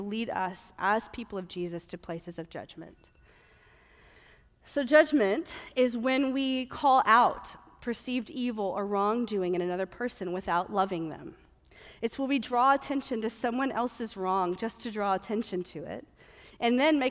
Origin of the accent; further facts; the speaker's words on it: the South, United States; moved away; I'm from the South